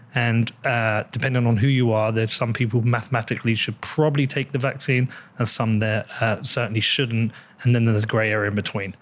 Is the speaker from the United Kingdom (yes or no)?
yes; United Kingdom; I'm British, European